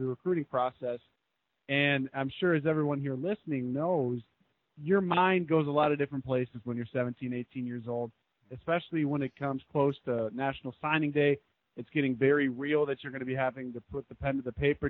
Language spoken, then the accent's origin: English; Minnesota, United States; growing up in Minnesota